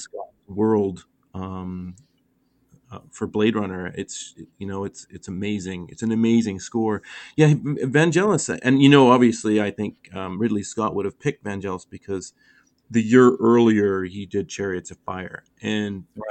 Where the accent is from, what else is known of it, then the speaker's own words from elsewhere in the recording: Canada; growing up in Canada was great